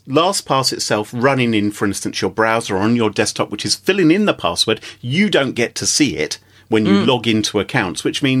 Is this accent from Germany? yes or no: no; England, United Kingdom; I'm English.